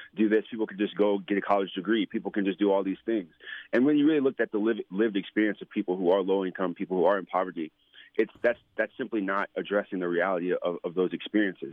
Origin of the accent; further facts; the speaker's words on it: New York, United States; moved away; I was born in, in New York. Um, I was born in Good Manhattan